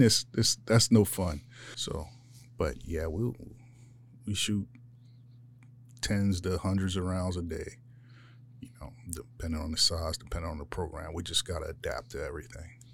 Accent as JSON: {"language": "English", "town": "Philadelphia", "region": "Pennsylvania", "country": "United States", "tie": "born or raised there", "moved": "as an adult", "lives_now": "Yuma, United States", "said": "I grew up in Philadelphia"}